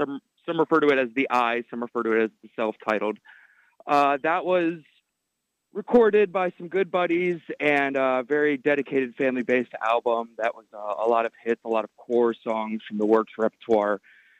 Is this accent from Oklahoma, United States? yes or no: no; Cleveland, Ohio, United States; moved away as an adult; also born or lived in Athens, Ohio / Columbus, Ohio; Well, I'm from Cleveland, Ohio, and I've been playing bass since I was about 12 or 13 years old. My father's a musician, but when I was a little bit older, out of high school, I actually moved to Athens, Ohio